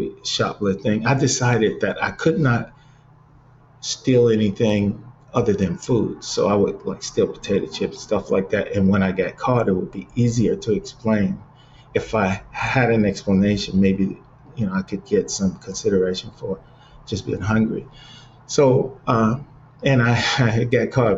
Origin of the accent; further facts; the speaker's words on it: Cleveland, Ohio, United States; moved away; back in Cleveland because, you know, it's my hometown